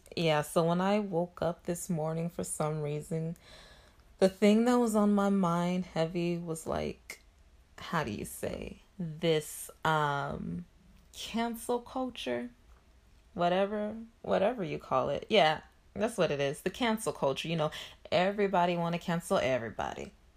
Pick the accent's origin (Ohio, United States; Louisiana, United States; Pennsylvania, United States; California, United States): Louisiana, United States; Shreveport; moved away; I'm currently back in my hometown, which is Shreveport